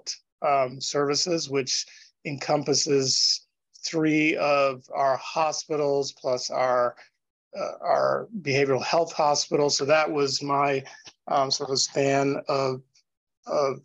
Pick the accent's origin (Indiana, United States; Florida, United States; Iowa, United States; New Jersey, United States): Florida, United States; Gainesville; moved away as an adult; now in Loma Linda, United States; I grew up in Gainesville.